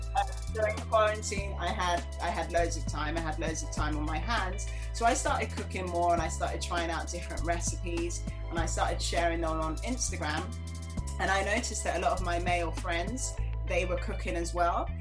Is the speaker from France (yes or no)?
no; London, United Kingdom; moved away as an adult; now in New York, United States; I was born and raised in London and I moved to New York a few years ago.